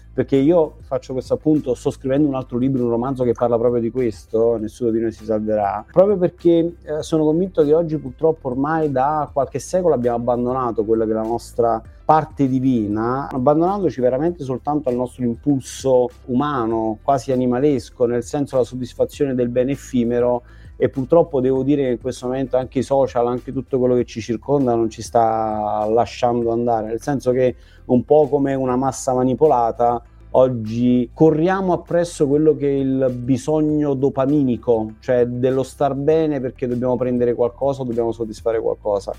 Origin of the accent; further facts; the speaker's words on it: Benevento, Campania, Italy; Io vengo da Benevento